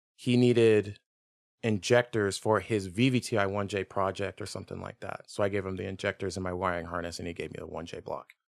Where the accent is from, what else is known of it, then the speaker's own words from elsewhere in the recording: Richmond, Virginia, United States; moved away as an adult; also born or lived in Tennessee; I was born in Virginia, like, Richmond area